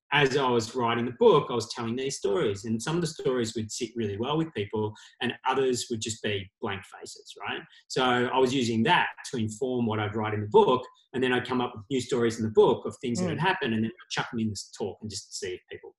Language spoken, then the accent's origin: English; Australia; we are Australian and just can come back to Australia